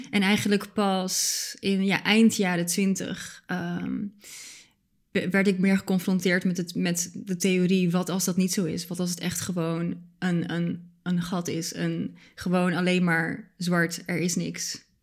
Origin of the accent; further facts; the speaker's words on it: Bulgaria; born there; mijn ouders zijn allebei Bulgaars. En ik ben zelf ook geboren in Bulgarije.